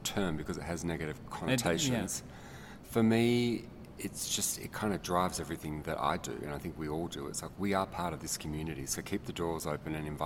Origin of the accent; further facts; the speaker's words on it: Australia; now in Colorado, United States; I'm actually not from Colorado. I'm from a country called Australia.